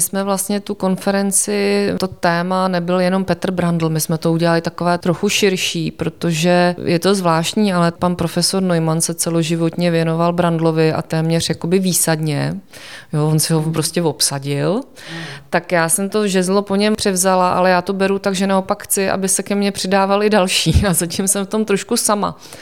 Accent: Prague, Czechia; also born or lived in Olomouc; protože jsem rodačka z Prahy

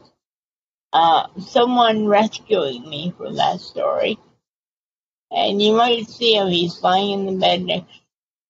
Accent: Boston, Massachusetts, United States; moved away as an adult; also born or lived in Pennsylvania; now in California, United States; I'm originally from Boston and Cape Cod

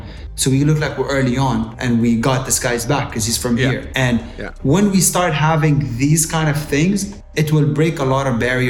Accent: Jeddah, Makkah Province, Saudi Arabia; we grew up in Saudi and Jeddah is home, but we're not from Saudi. We're mahna jeddawiyin.

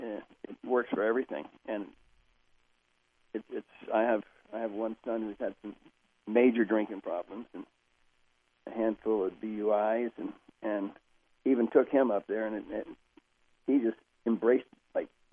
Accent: Oklahoma, United States; I'm from Oklahoma originally, and my family around Oklahoma and Kansas and Texas, and we were raised on grease.

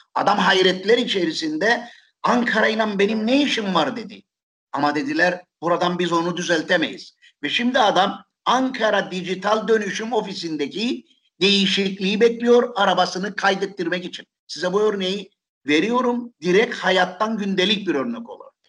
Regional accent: Nicosia, Cyprus; Bir Lefkoşalı olarak, bir S P'den yıllarca belediye meclisi üyesi olarak çalıştım ben.

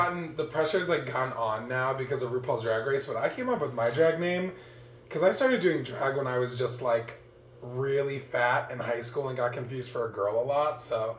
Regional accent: New Orleans, Louisiana, United States; I'm from New Orleans

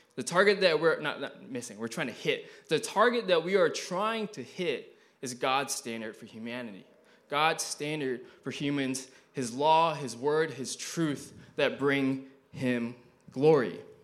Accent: Malaysia; also born or lived in Eureka, Missouri; now in United States; I was born in Malaysia

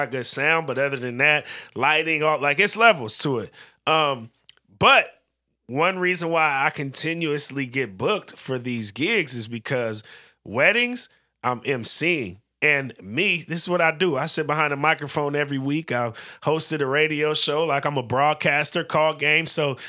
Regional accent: California, United States; now in Portland, United States; Because especially here in Portland, obviously we're from the Bay, but here in Portland in particular

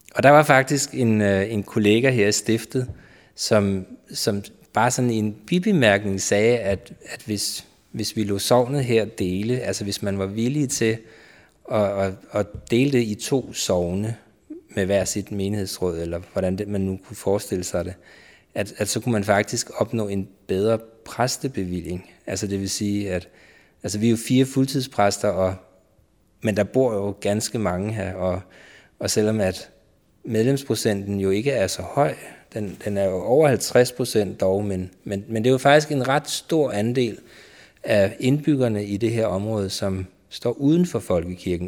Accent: Køge, Zealand, Denmark; now in Karlebo, Denmark; Så jeg er født og opvokset i Køge

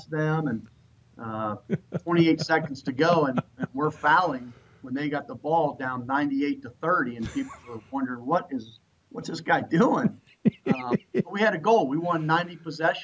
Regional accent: New Concord, Ohio, United States; I grew up in New Concord

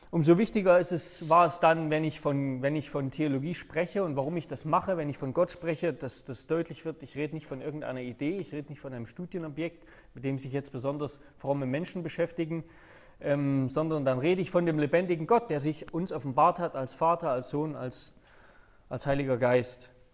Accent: Saxony, Germany; moved away as an adult; also born or lived in Hannover; Sachsen, wo ich, äh, wo meine Eltern wohnen, wo ich herkomme

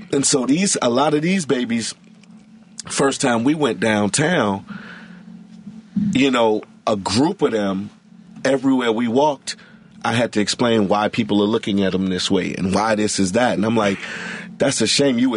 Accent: Chicago, Illinois, United States; Like when I tell people I'm from the West Side, they start naming West Side schools.

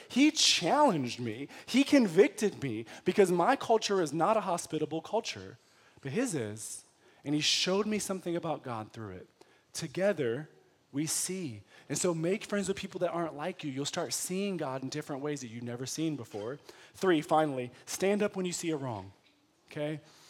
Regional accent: United States; But because I'm American, I think hospitable is, hey, you want a cup of water?

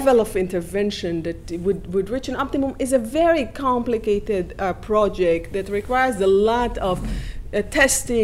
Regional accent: Israel; now in United States; I grew up in Israel

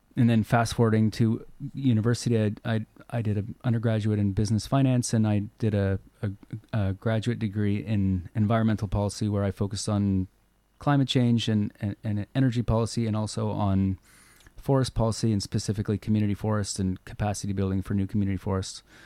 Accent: Nova Scotia, Canada; now in Cortes Island, Canada; where I grew up in Nova Scotia

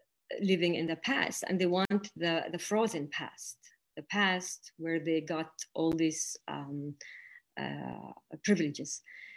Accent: Palestine; also born or lived in Jerusalem; being born and growing up in Palestine and living for a while in Jerusalem

